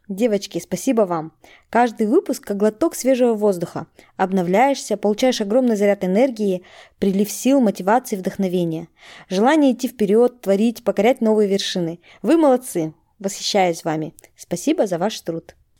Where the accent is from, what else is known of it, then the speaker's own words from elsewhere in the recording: Kazakhstan; moved away as an adult; now in Netherlands; Я из Казахстана, и я переехала в Нидерланды